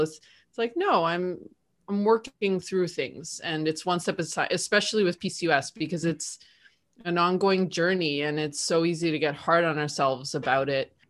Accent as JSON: {"language": "English", "country": "Canada", "moved": "yes", "lives_now": "Argentina", "said": "I'm living in Argentina, but I'm also Canadian"}